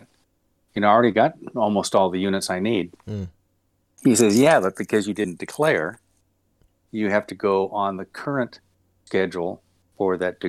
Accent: Long Beach, California, United States; Yeah, I was born in Long Beach. California. Born and raised. As a matter of fact, I still own my childhood home that I moved in to at 5 years old.

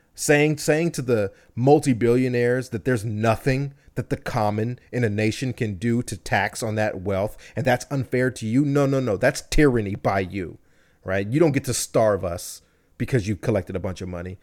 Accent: United States; born here, I only know here, I've spent my entire life here

